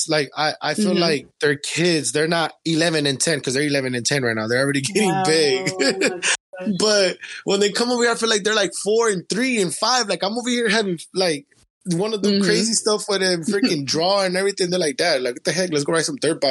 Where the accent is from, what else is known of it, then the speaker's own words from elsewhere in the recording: Los Angeles, California, United States; moved away as an adult; also born or lived in Compton, California; now in Bakersfield, United States; I'm from Los Angeles, California. I was born in Compton, raised in South Central